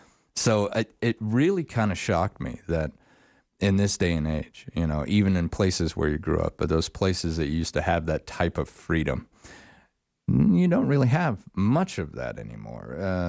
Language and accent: English; Star Valley, Wyoming, United States; now in Sheridan, United States; where I grew up in Star Valley, south of Jackson Hole, beautiful area, right in the middle of the Rockies.